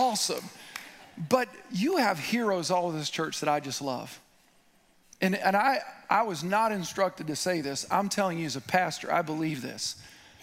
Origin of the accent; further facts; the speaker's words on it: Midwest, United States; I'm from the Midwest